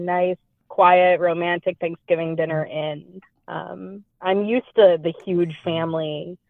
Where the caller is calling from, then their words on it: Seattle, Washington, United States; I am calling from Seattle, Washington.